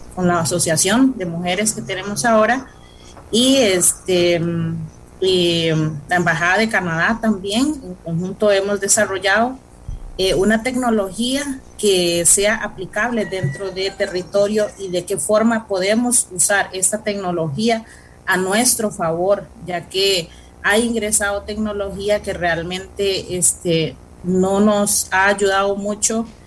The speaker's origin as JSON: {"language": "Spanish", "country": "Costa Rica", "first_language": "Cabécar", "second_language": "Spanish", "said": "yo soy indígena cabecar de Alto Chirripó, específicamente Alto Pacuar"}